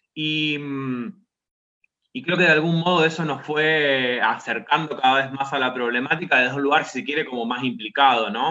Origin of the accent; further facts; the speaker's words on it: Rosario, Santa Fe, Argentina; also born or lived in La Plata; yo vivo en la ciudad de Rosario, digamos que es de donde soy oriundo